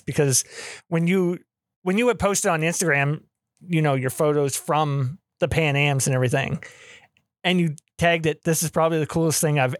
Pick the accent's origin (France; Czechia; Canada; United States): Canada; I'm Canadian